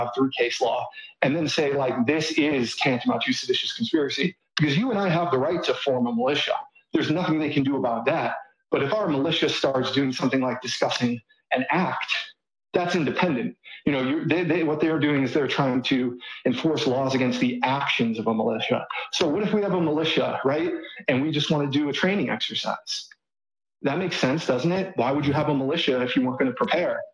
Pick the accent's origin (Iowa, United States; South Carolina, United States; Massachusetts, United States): Massachusetts, United States; Boston; moved away as an adult; now in Austin, United States; I'm from the Northeast. I'm from the Boston area